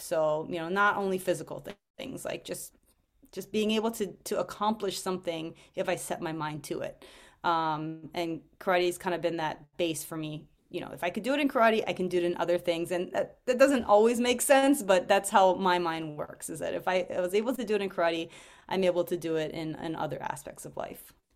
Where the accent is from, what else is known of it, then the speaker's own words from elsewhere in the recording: Hawaii, United States; I grew up in Hawaii